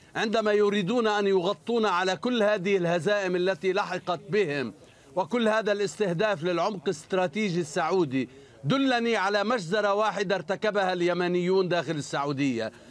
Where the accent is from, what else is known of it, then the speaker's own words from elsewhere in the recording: Lebanon; أنا كمواطن لبناني